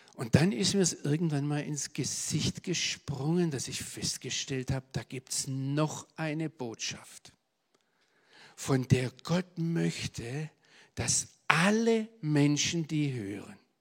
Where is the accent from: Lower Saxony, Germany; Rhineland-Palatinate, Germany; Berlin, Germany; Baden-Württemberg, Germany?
Baden-Württemberg, Germany; Swabia; accent: Swabian; moved away; also born or lived in Israel; bis heute hören Amerikaner, wenn ich auf Englisch predige, dass ich ein Schwab bin